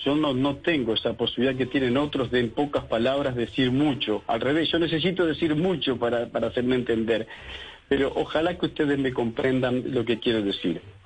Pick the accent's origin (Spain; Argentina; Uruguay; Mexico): Uruguay